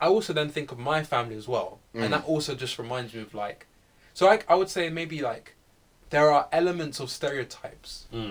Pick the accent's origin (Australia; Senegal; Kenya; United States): Kenya; There's levels of black, but then again, as me as like a Kenyan and then okay black African, I may see like African American as black.